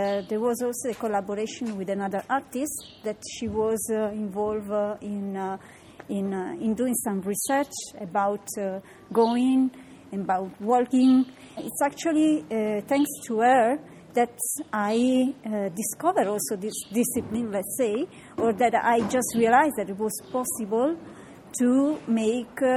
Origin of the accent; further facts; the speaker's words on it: Sardinia, Italy; I'm from Sardinia.